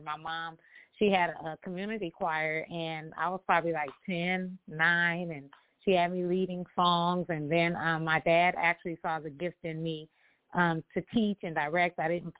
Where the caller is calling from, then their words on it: Los Angeles, California, United States; I am calling from Los Angeles, California, sunny California.